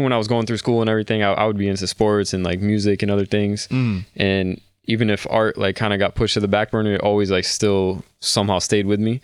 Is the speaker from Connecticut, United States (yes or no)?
yes; Wethersfield, Connecticut, United States; also born or lived in West Hartford, Connecticut; So I'm living in West Hartford right now. I grew up in Weathersfield, though, in Connecticut.